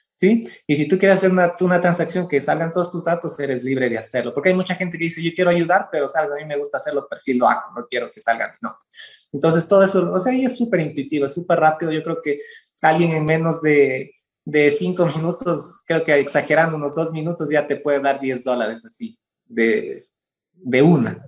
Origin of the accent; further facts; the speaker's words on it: Ecuador; como los ecuatorianos mismos decimos